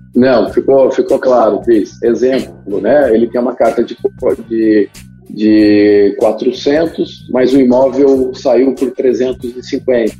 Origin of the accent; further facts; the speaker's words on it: Curitiba, Paraná, Brazil; eu sou de Curitiba